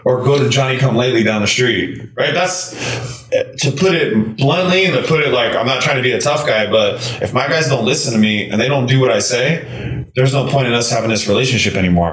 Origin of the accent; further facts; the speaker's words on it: LA, Orange County area, Southern California, United States; moved away; also born or lived in Iowa; I'm from Southern California in the LA, Orange County area.